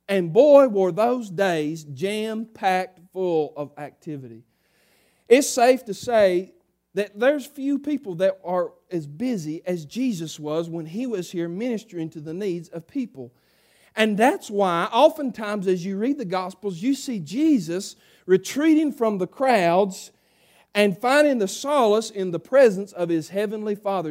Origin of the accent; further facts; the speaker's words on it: South Harmony, United States; I'm a redneck from South Harmony